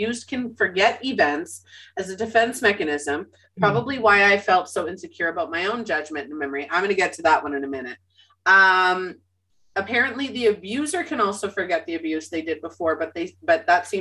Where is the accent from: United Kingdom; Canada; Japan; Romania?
Canada; Winnipeg, Manitoba; I was born and raised in Winnipeg, Manitoba, Canada.